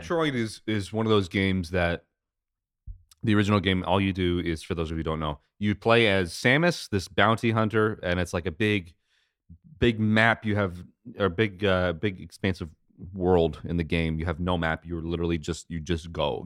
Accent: United States; I'm American

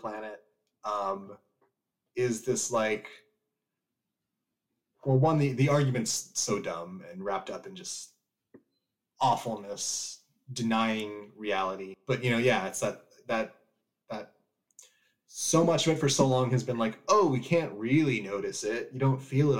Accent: California, United States; moved away as an adult; also born or lived in Midwest; me growing up in California

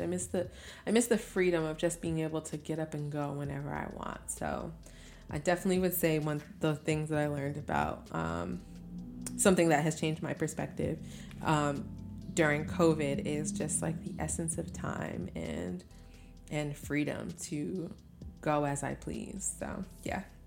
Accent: Albany, New York, United States; moved away as an adult; now in Brooklyn, United States; a home is in Albany, New York

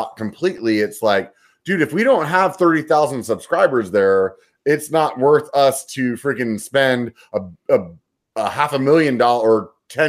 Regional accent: Pennsylvania, United States; now in California, United States; I'm not from California, I'm from Pennsylvania.

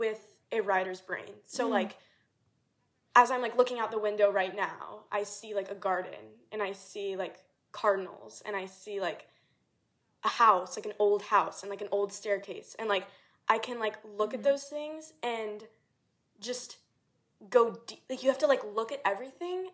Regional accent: South Louisiana, United States; moved away; I'm from, like, South Louisiana, which, like, jazz and everything like that, which was awesome, but I never had anyone, like, in my hometown that really pursued music

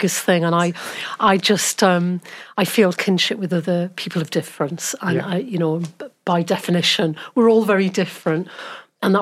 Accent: Newcastle upon Tyne, North East England, United Kingdom; accent: Geordie; moved away as an adult; also born or lived in Oxford / Swansea; now in Wales, United Kingdom; I grew up in Newcastle. I'm a Geordie.

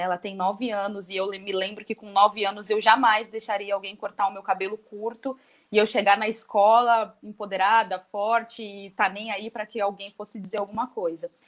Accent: São Paulo, Brazil; eu morei na Vila Margarida durante toda a minha infância

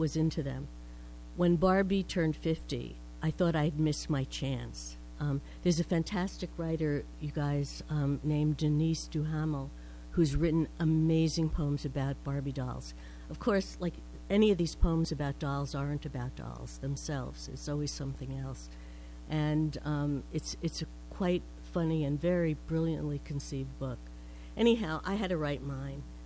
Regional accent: New Jersey, United States; moved away as an adult; now in Vermont, United States; I was born in New Jersey, I grew up over my parents' clothing store

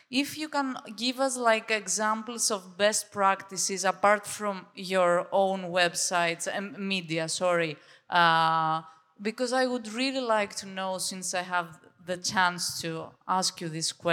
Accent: Greece; English is a second language; I coming, I'm coming from Greece.

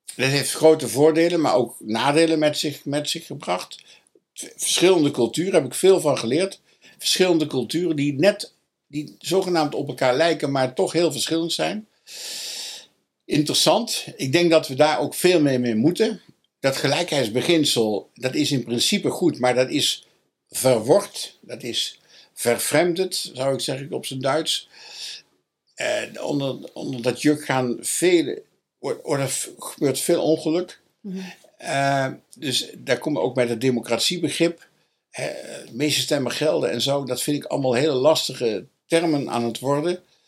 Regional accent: Dongen, North Brabant, Netherlands; also born or lived in Nijmegen; Ik ben geboren in Dongen als katholiek en gebleven

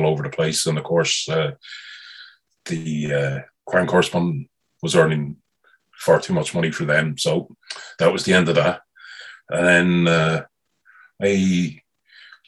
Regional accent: London, United Kingdom; moved away; also born or lived in Galway, Ireland / Dublin, Ireland; I was born in North London

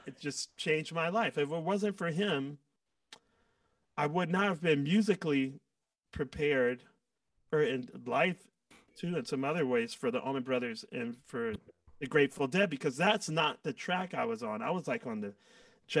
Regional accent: Washington, District of Columbia, United States; moved away; also born or lived in Atlanta; I've already left my hometown twice. So I have no desire to go back to Washington, D.C. whatsoever

